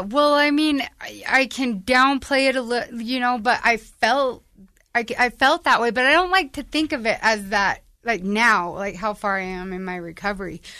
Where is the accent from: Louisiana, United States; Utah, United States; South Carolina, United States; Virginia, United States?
Utah, United States; Ogden; So, I'm from Ogden. Um, I was born and raised in the area of Ogden